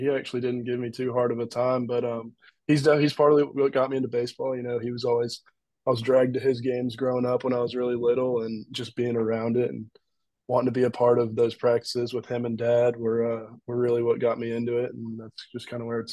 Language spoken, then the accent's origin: English; Marietta, Georgia, United States; I grew up in Marietta, Georgia